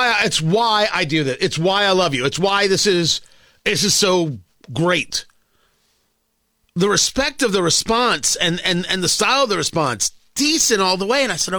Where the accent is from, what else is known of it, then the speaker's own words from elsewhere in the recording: United States; I'm an American. Our country is being invaded right now.